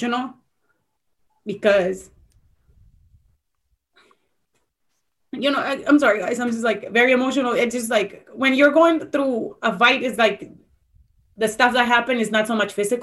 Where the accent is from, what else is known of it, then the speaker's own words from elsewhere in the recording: San Antonio, Texas, United States; being at my hometown